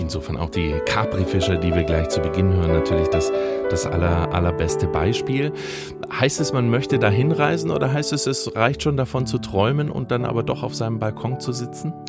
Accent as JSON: {"language": "German", "region": "West Germany", "country": "Germany", "tie": "born or raised there", "said": "ich bin im Westen aufgewachsen"}